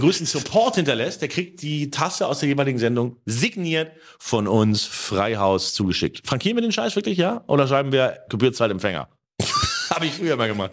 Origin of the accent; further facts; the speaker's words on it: Germany; ich eins kann als Deutscher